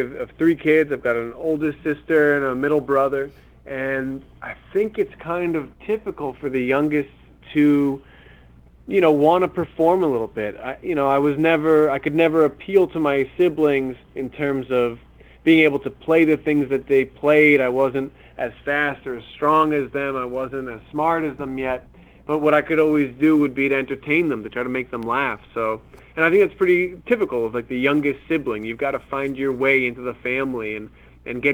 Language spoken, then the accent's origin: English; Glen Rock, New Jersey, United States; I grew up in Glen Rock, New Jersey, which is a very quaint suburban town in northern New Jersey